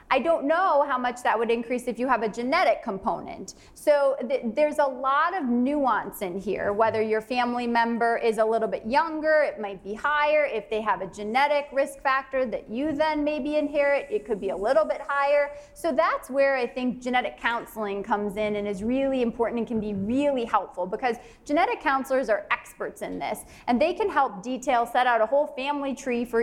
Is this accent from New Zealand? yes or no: no; Canada; I'm from Canada.